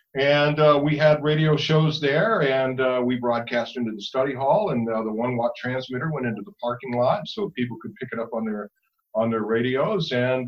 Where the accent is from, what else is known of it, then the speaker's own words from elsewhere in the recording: Ava, Missouri, United States; also born or lived in East Moline, Illinois; I grew up on a farm down around Springfield, Missouri. It's a little town called Ava. Spent the first 15 years of my life down there. And then my father retired, and so we moved to the Quad Cities.